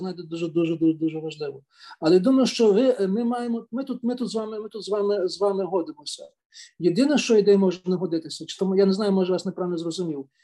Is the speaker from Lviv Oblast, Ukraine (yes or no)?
yes; Lviv, Lviv Oblast, Ukraine; я народився в Львові